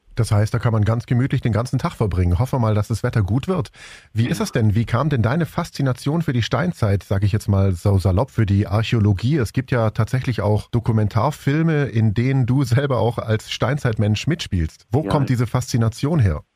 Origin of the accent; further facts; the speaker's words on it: Swabia, Germany; bei uns in Schwaben